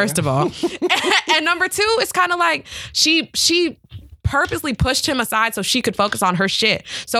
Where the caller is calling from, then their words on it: London, United Kingdom; I'm 17 from London, England.